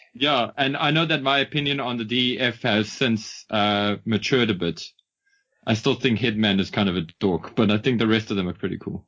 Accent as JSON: {"language": "English", "country": "South Africa", "said": "as a South African, as a South African"}